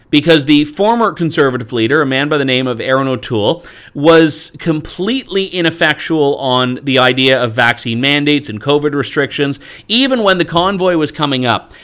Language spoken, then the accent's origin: English; Canada; I'm Canadian